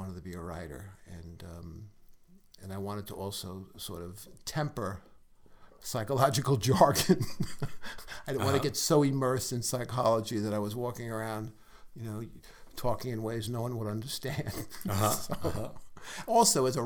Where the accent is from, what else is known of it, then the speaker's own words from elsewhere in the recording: New York City, New York, United States; my white neighborhood didn't have where I grew up in Brooklyn.